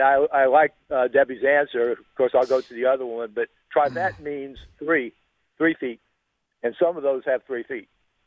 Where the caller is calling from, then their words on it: Crossroads, Mississippi, United States; Crossroads, Mississippi, outside of Poplarville.